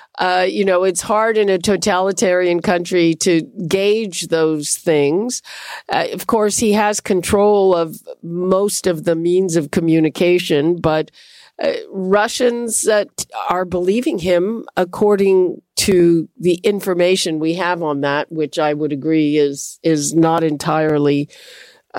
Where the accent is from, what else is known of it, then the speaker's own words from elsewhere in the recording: Montreal, Quebec, Canada; I grew up in Montreal in the heyday of the Habs